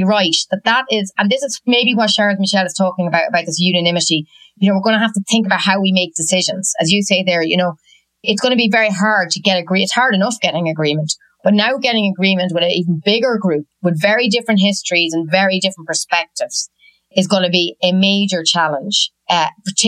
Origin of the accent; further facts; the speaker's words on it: Ireland; moved away as an adult; also born or lived in Washington; now in Brussels, Belgium; I see it as an Irish person